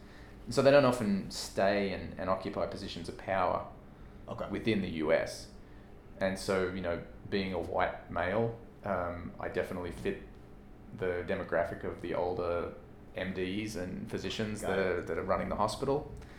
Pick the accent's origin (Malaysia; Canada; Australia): Australia; now in United States; I mean, I came from Australia to the US.